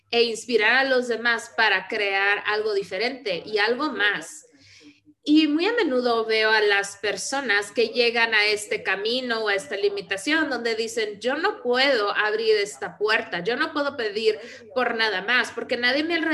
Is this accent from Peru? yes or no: no; Vienna, Austria; Spanish is a second language; esto lo veo donde yo crecí, porque soy de Viena, de Austria, de un país socialista, como todo Europa